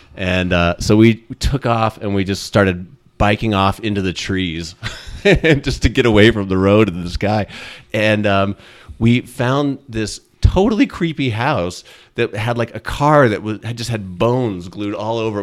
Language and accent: English; Cedar Crest, New Mexico, United States; also born or lived in Arizona / Colorado; growing up in Cedar Crest was fantastic